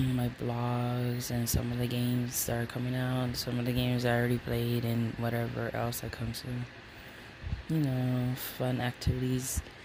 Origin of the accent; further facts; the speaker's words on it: Hawaii, United States; now in Nevada, United States; I'm originally from Hawaii and I was born and raised there before leaving